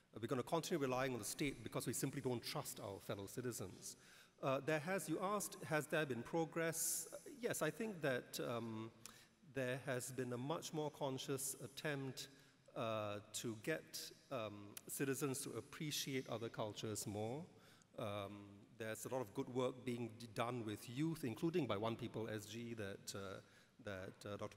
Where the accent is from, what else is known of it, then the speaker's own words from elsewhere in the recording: Singapore; as an Indian, I'm glad I've grown up in a society that has Malays and Chinese